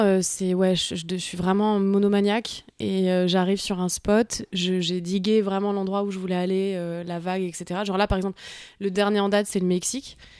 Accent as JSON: {"language": "French", "town": "Paris", "region": "Île-de-France", "country": "France", "tie": "born or raised there", "said": "Je suis née à Paris, j'ai grandi à Paris, dans le 15e arrondissement de Paris."}